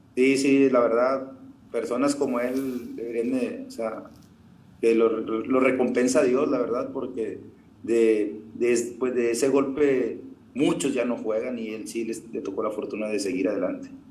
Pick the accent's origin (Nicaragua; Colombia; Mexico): Mexico; Colonia Francisco Villa, Nuevo León; acá de la colonia de la Francisco Villa, de donde soy yo